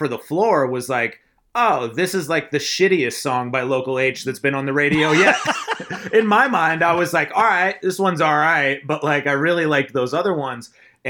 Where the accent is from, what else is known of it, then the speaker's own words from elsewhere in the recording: Wells, Maine, United States; I'm not from Portland, Maine, which you've heard of maybe. I'm from Wells, Maine